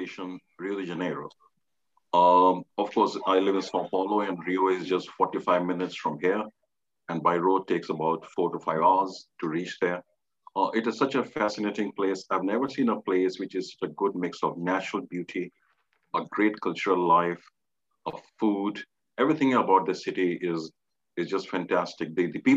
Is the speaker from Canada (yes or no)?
no; India; growing up in India, we always heard the stories